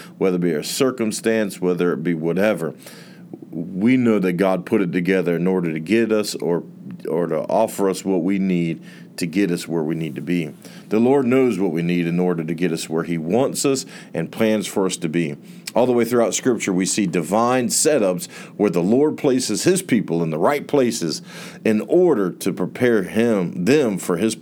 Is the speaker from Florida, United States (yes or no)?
yes; near Port Orange, Florida, United States; Port Orange, a city near my hometown